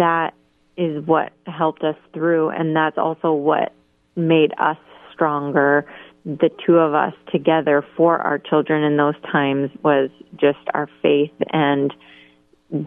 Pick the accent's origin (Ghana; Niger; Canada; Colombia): Canada; moved away as an adult; also born or lived in Columbus, Ohio; now in Boston, United States; I was born and raised in Canada.